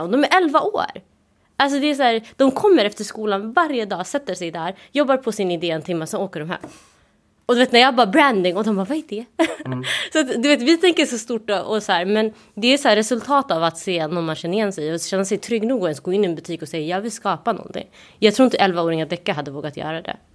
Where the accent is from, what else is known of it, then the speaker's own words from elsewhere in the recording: Malmö, Skåne, Sweden; moved away as an adult; now in Stockholm, Sweden; jag kommer från Malmö där vi har Möllevången mitt i stan.